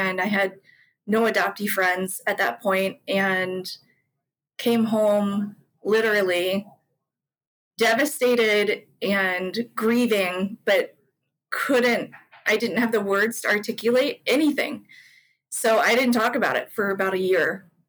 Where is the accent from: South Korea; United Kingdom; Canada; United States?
South Korea; Guri, Gyeonggi Province; born there; I went to my hometown, which was Guri. I can't even say it right.